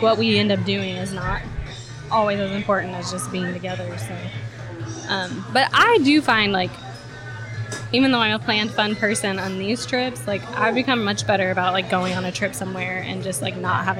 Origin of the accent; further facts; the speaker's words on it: Arkansas, United States; also born or lived in Boston; I didn't grow up in Arkansas until I was 10, I did grow up here, but I didn't move here until I was 10